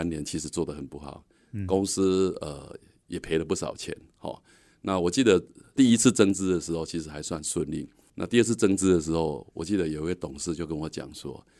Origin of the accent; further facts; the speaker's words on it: Changhua County, Taiwan; 我是彰化人